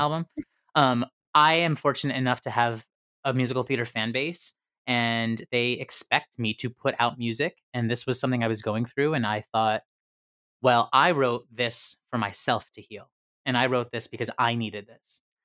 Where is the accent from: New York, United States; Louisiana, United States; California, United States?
New York, United States; near Syracuse, upstate; I'm from upstate New York. but it's more central, it's by Syracuse